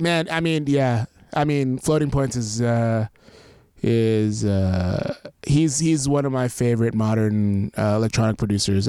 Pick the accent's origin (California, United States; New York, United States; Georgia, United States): New York, United States; I grew up in New York, so, like, I had access to all that stuff